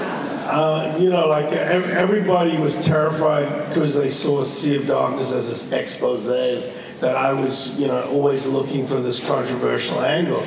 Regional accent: Cape Town, Western Cape, South Africa; moved away as an adult; also born or lived in London; I grew up in South Africa because my mother went to live down there after the war

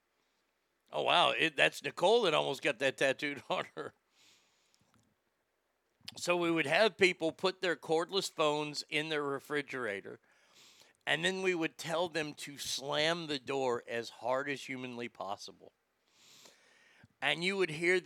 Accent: Dallas, Texas, United States; moved away as an adult; also born or lived in Reno / Sacramento; when I was growing up in Dallas

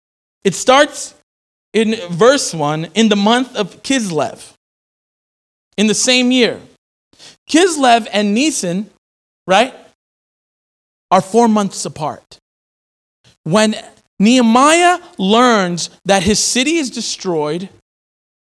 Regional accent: New York, United States; now in Philadelphia, United States; As a New Yorker, that's hard because, you know, New Yorkers want to hustle, and we're known for our hustle and bustle.

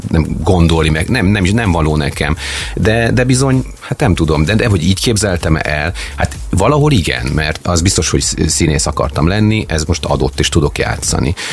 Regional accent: Szeged, Csongrád-Csanád, Hungary; Tehát Szegedre azért hazajönni nem gáz.

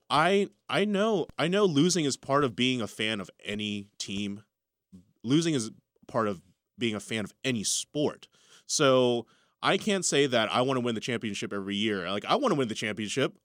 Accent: Richmond, Virginia, United States; We're Richmond. We're from Virginia.

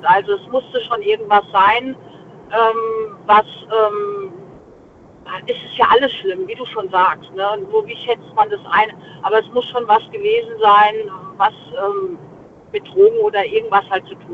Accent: Mainz, Rhineland-Palatinate, Germany; Aus Mainz.

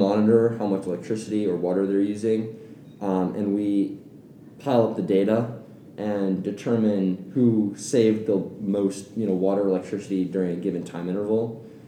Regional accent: Atlanta, Georgia, United States; moved away; I'm originally from Atlanta, Georgia.

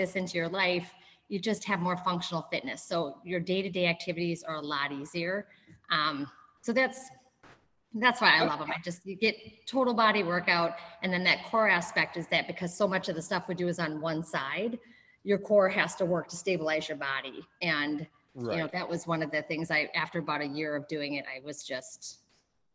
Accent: Minnesota/Wisconsin, Midwest, United States; moved away as an adult; I moved from Wisconsin, grew up in Minnesota/Wisconsin

